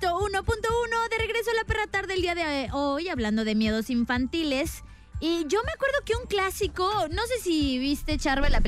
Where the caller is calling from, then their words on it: Guadalajara, Jalisco, Mexico; De aquí de Guadalajara.